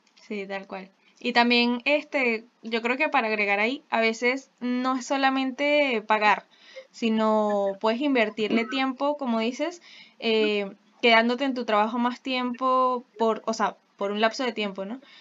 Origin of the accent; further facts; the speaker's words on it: Venezuela; nosotros sí tenemos una responsabilidad de ser como la mejor versión de nuestra venezolanidad